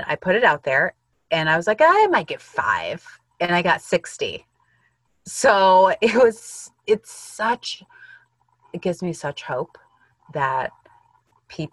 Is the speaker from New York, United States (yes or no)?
no; Illinois, United States; I grew up in Illinois in the U.S., and I grew up with mostly white people